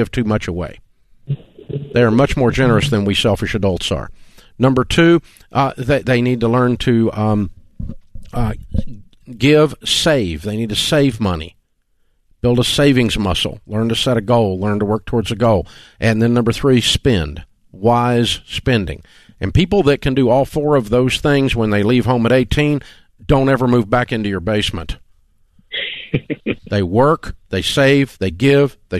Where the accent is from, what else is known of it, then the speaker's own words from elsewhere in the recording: the South, United States; We're from the South